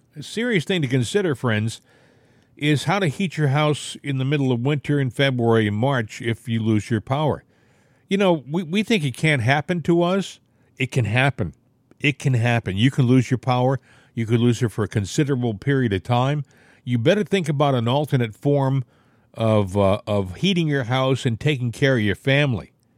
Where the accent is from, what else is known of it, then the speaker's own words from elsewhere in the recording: United States; I'm an American.